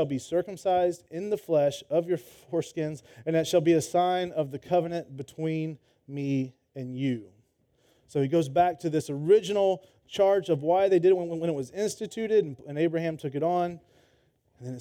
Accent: Georgia, United States; moved away as an adult; also born or lived in Florida; now in Texas, United States; I grew up in Georgia.

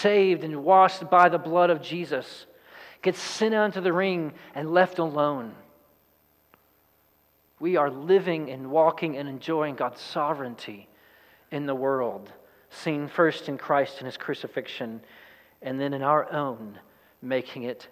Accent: East Texas, United States; I'm from East Texas

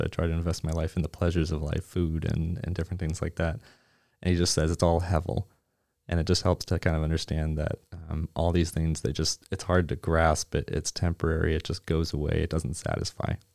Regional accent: Nova Scotia, Canada; now in Plano, United States; I'm originally from Nova Scotia

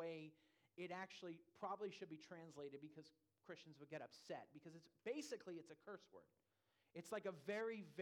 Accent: California, United States; also born or lived in Louisville, Kentucky; now in Lighthouse Point, United States; I'm from California

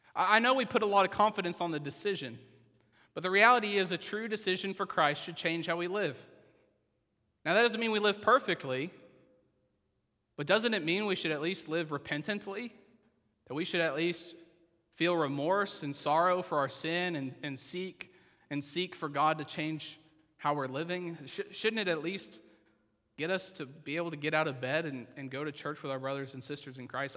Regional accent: Oklahoma, United States; I'm from Oklahoma

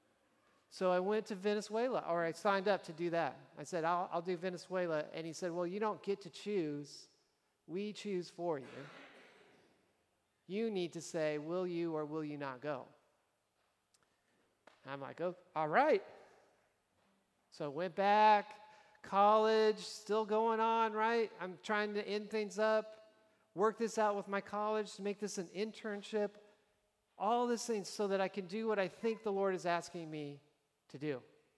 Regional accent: Nebraska, United States; moved away; I was from Nebraska

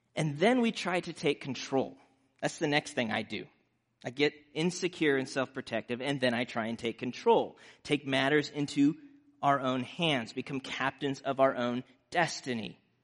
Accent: Nebraska, United States; growing up in Nebraska

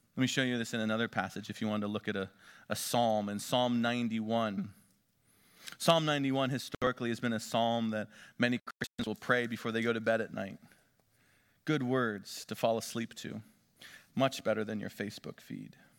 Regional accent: Northwestern Pennsylvania, United States; moved away; Elise and I grew up back in Northwestern Pennsylvania

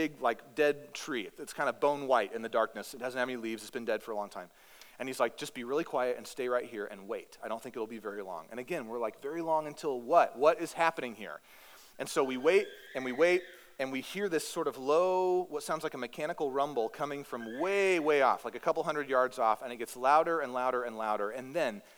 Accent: Northeast Texas, United States; moved away as an adult; now in Alaska, United States; I grew up in Northeast Texas.

